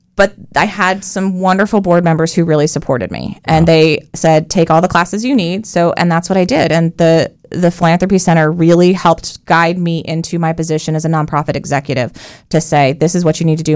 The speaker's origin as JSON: {"language": "English", "region": "Colorado", "country": "United States", "tie": "born or raised there", "also_born_or_lived": "New York", "moved": "as an adult", "lives_now": "Central Florida, United States", "said": "I was born in New York. I was raised in Colorado from the age of three"}